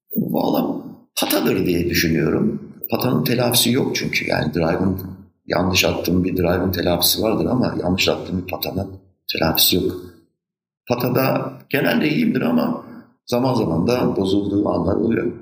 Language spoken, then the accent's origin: Turkish; Istanbul, Turkey; Maslak kim özlemez? Benim bütün çocukluğum orada geçti.